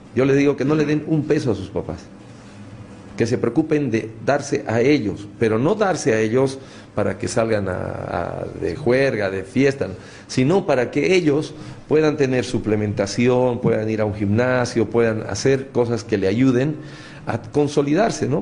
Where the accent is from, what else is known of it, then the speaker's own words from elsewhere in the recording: Bolivia; como bolivianos